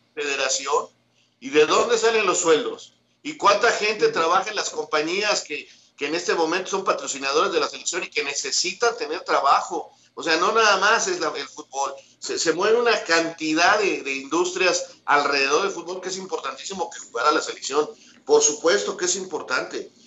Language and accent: Spanish; Mexico